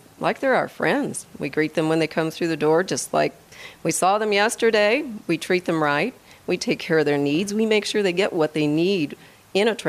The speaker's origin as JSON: {"language": "English", "region": "Midwest", "country": "United States", "moved": "as an adult", "lives_now": "Colorado, United States", "said": "I'm actually from the Midwest"}